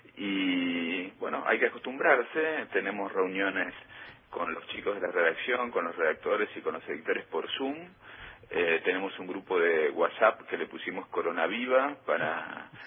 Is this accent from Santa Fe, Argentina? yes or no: no; Buenos Aires, Argentina; visitar el barrio en donde me crié, en Pompeya